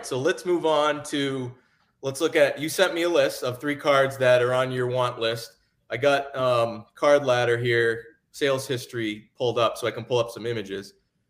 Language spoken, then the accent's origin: English; Massachusetts, United States; moved away; I'm originally from Massachusetts